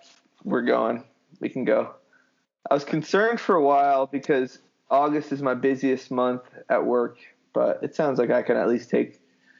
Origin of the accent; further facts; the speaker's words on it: United States; So me, as an American